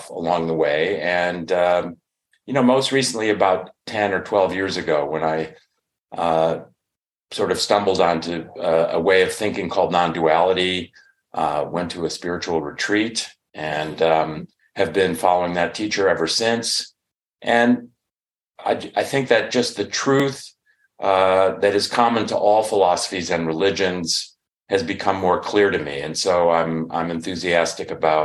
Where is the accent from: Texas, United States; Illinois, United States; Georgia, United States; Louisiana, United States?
Illinois, United States; Chicago; now in Northern California, United States; I'm from the Chicago area